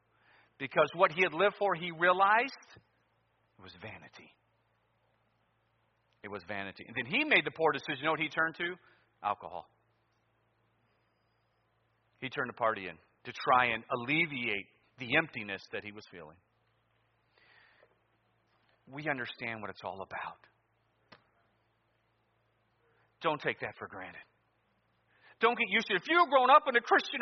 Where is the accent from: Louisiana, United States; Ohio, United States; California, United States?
Ohio, United States; Cleveland; Growing up in Cleveland, you're probably going to follow sports